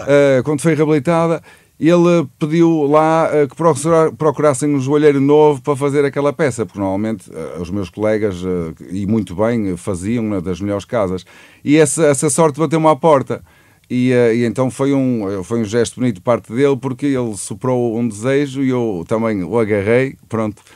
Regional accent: Santa Maria de Lamas, Aveiro District, Portugal; somos orgulhosamente do Porto, Santa Maria de Lamas.

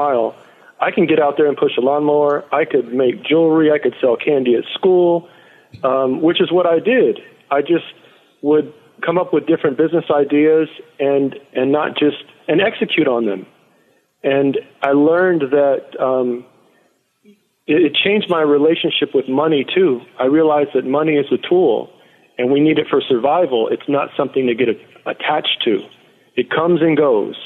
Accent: San Antonio, Texas, United States; moved away; also born or lived in Oakland, California; the neighborhood I grew up in San Antonio, Texas.

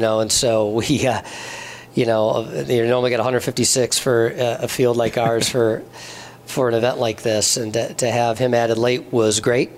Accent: Michigan, United States; also born or lived in Wisconsin; I'm from Michigan, but played um, some college golf up there at Carthage College.

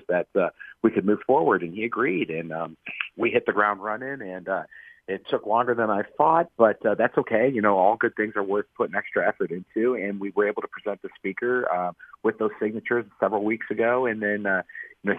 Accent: Akron, Ohio, United States; Born and raised in Akron

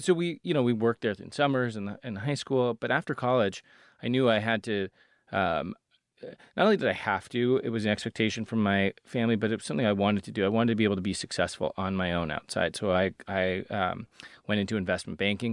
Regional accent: Seattle, Washington, United States; I grew up in Seattle

